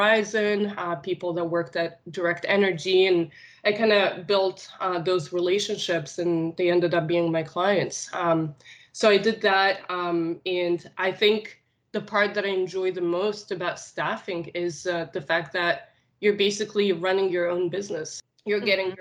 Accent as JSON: {"language": "English", "country": "Tunisia", "tie": "born or raised there", "also_born_or_lived": "Nice, France", "first_language": "Arabic", "second_language": "English", "moved": "as an adult", "said": "I am originally born and raised in Tunisia"}